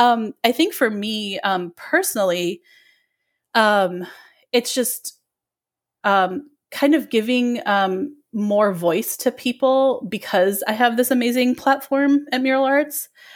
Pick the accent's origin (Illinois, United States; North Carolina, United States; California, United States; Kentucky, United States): Illinois, United States; now in Philadelphia, United States; So I'm originally from the Chicago area. I grew up in the suburbs of Chicago my whole life, and I love the area.